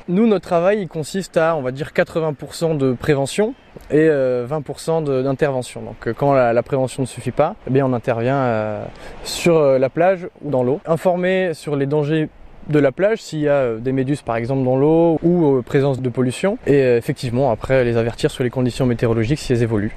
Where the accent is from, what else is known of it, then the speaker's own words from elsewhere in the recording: Marseille, Provence-Alpes-Côte d'Azur, France; quand on est Marseillais